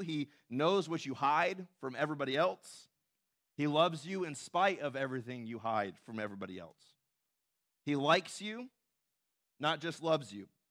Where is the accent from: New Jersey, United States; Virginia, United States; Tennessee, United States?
Tennessee, United States; moved away; when I was growing up in Tennessee